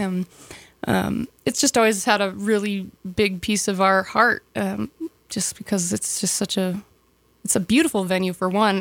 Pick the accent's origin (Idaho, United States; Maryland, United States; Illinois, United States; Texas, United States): Idaho, United States; Sandpoint; I was born and raised here. Born, uh, grew up in town